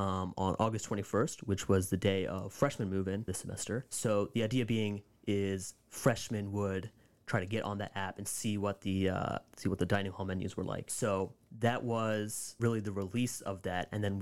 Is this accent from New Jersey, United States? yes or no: yes; Chesterfield, New Jersey, United States; I'm a sophomore, so I'm in the class of 2024. I'm from Chesterfield, New Jersey, so it's about half an hour south of campus, so I'm pretty local to this area